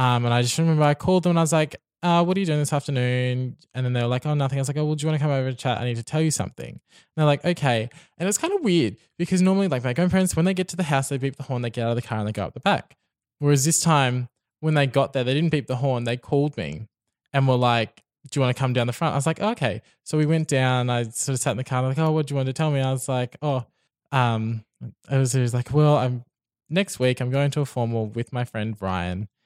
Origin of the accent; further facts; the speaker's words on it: Brisbane, Queensland, Australia; I've lived in Brisbane my whole life